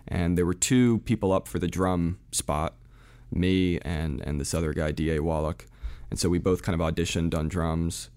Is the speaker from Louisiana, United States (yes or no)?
no; New Jersey, United States; born or raised there; also born or lived in Providence, Rhode Island / France